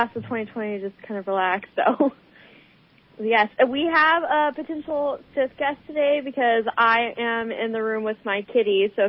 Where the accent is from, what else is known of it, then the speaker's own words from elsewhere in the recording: Texas, United States; And I am from Texas.